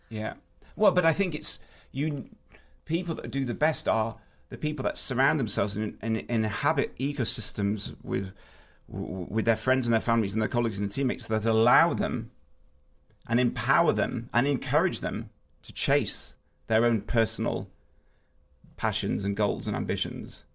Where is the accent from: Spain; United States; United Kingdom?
United Kingdom; as a British person